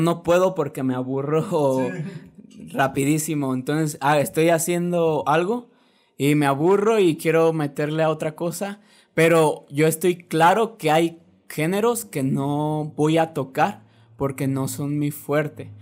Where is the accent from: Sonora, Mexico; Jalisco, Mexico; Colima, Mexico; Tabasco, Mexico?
Jalisco, Mexico; Guadalajara; soy un rapero de Guadalajara